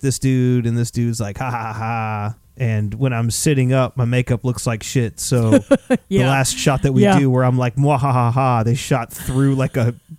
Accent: the South, United States; I grew up in the South

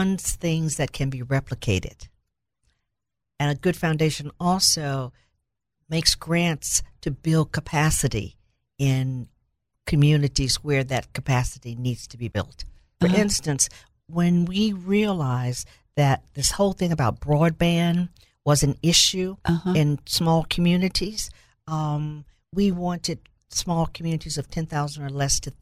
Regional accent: Little Rock, Arkansas, United States; I grew up in Little Rock

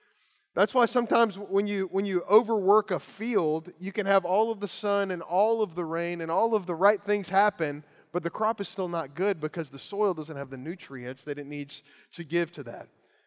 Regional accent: Lawrenceburg, Kentucky, United States; The house I grew up in Lawrenceburg, Kentucky, on one side of it, there was a tobacco farm.

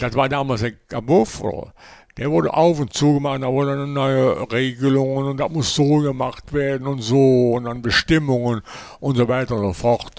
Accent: Mönchengladbach, North Rhine-Westphalia, Germany; ich bin auch hier in Lob, in meiner, also wie gesagt, in meiner Heimat hier, war ich auch in allen Kneipen bekannt

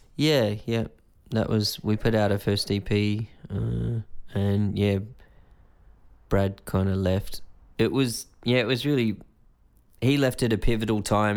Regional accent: Greystanes, New South Wales, Australia; In a place called Greystanes, which is kinda in between Blacktown and Balkham Hills, kinda suburban.

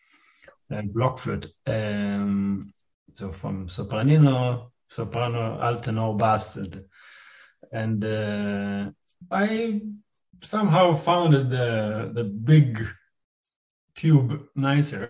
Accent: Rehovot, Central District, Israel; a conservatory in Rehovot, where I was born in Israel.

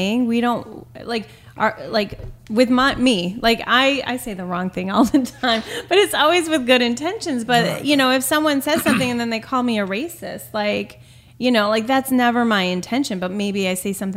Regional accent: New York, United States; I'm from New York

